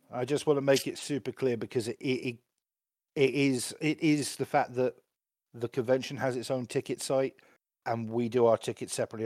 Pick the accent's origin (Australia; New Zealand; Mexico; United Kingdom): United Kingdom; England; being, being English